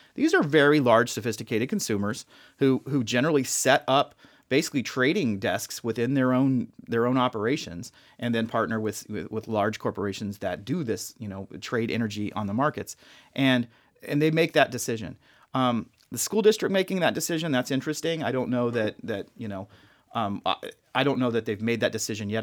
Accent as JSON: {"language": "English", "town": "Las Vegas", "region": "Nevada", "country": "United States", "tie": "born or raised there", "said": "born and raised in Vegas"}